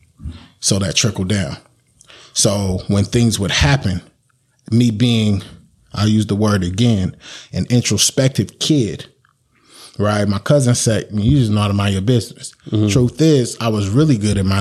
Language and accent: English; Sacramento, California, United States; I grew up in Valley High